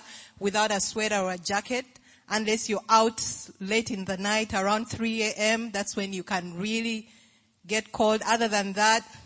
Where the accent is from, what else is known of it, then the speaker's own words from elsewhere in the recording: Uganda; moved away as an adult; I'm from Uganda